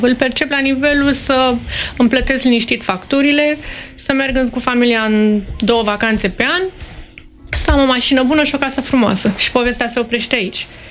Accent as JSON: {"language": "Romanian", "country": "Romania", "said": "suntem români, pentru că plecăm din România"}